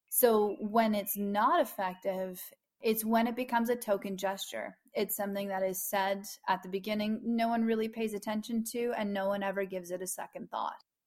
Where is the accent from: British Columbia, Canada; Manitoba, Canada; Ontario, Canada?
Ontario, Canada; Madawaska River headwaters; I belong to the Madawaska Madawaskarini Algonquin people, and specifically those at the headwaters of the Madawaska